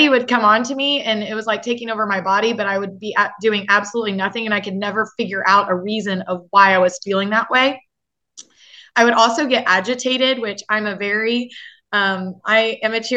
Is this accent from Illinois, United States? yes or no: yes; Effingham, Illinois, United States; I am from Effingham, Illinois